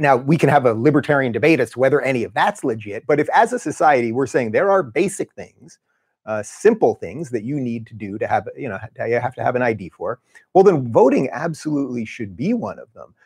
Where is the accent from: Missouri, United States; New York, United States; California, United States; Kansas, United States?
New York, United States; Long Island; moved away; also born or lived in Brooklyn; we grew up in Long Island